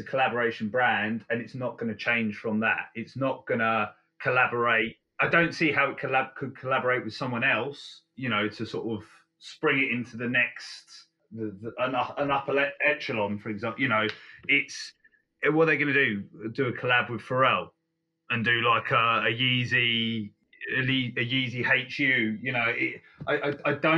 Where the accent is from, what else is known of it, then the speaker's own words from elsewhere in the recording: Guildford, South East England, United Kingdom; my hometown of Guildford